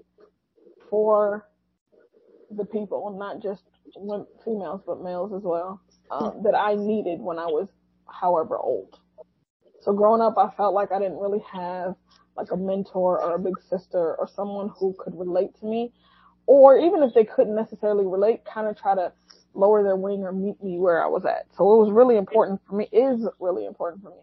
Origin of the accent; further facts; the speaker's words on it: United States; I am an American born and raised Muslim